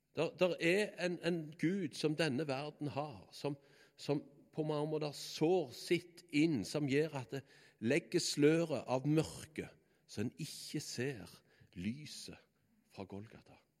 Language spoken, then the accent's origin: Norwegian; Bø, Norway; naboen hjemme på Bø, det var Brandaberg